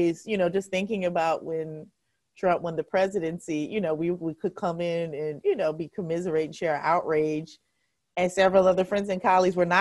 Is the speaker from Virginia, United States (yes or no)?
yes; Hampton, Virginia, United States; I grew up in Hampton, Virginia